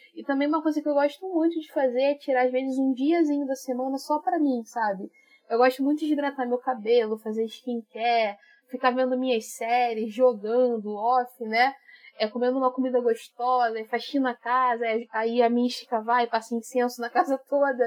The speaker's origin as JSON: {"language": "Portuguese", "region": "Rio de Janeiro", "country": "Brazil", "said": "Sou do Rio de Janeiro, na zona norte do Rio, suburbana"}